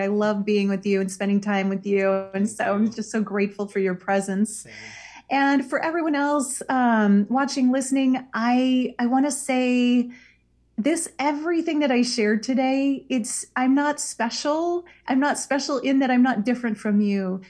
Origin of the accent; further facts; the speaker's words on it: Iowa, United States; moved away; Iowa. That's my where I'm from, my home state